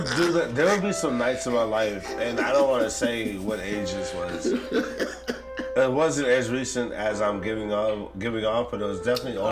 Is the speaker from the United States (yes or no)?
no; Japan; born there; The listener may know this, but I was born in Japan and we had Sim City on our fucking Nintendo.